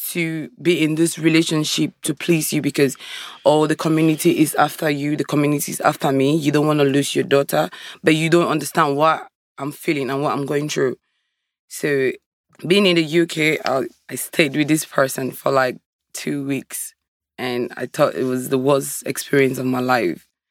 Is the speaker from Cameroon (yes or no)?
yes; Cameroon; moved away as an adult; I'm from Africa, originally from Cameroon